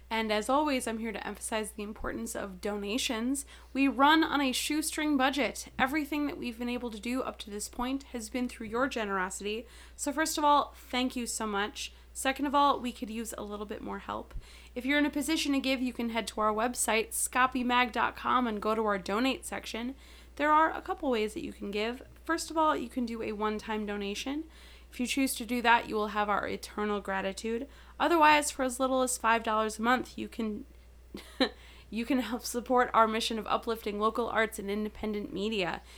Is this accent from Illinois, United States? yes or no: no; Milwaukee, Wisconsin, United States; now in Chicago, United States; I was born in Milwaukee.